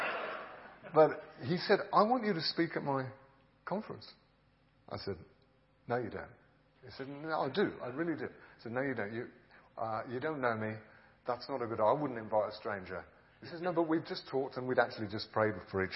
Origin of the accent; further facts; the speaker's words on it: England, United Kingdom; I'm a pastor from England